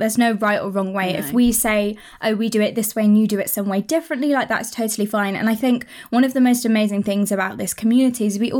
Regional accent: United Kingdom; we're British

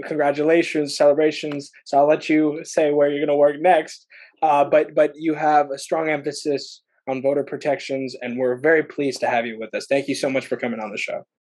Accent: Bay Area, California, United States; I'm from the Bay Area

